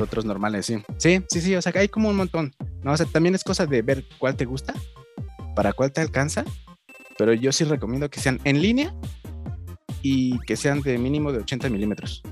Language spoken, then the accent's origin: Spanish; Tlalnepantla, State of Mexico, Mexico; por acá, por mi pueblo, o sea, en el Estado de México y en la Ciudad de México